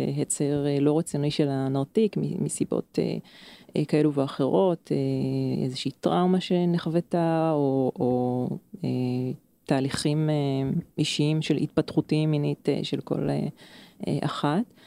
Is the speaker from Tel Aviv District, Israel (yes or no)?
no; Krayot area, Haifa District, Israel; אני במקור מאזור הקריות